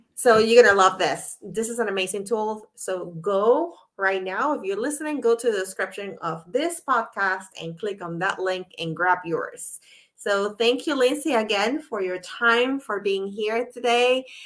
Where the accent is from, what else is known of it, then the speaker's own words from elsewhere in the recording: Puerto Rico; moved away; I'm from Puerto Rico originally